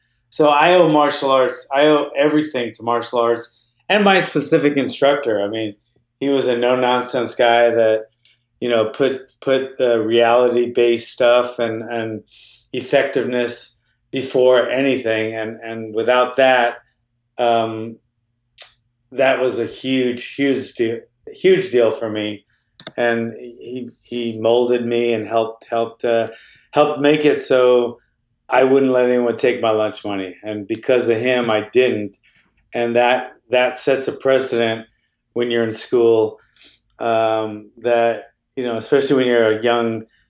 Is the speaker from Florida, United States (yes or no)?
no; Honolulu, Hawaii, United States; Yeah, it wasn't fun then. It's a pretty rough place. Honolulu, Hawaii was a rough place back in the, you know, early 70s.